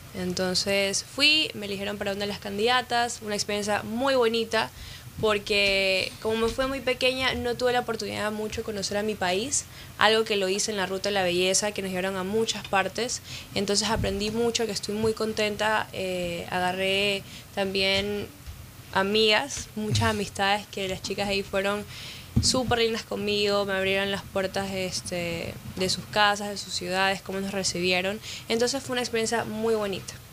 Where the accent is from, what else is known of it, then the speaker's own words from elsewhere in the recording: Ecuador; also born or lived in Miami; now in United States; Ecuador es donde yo nací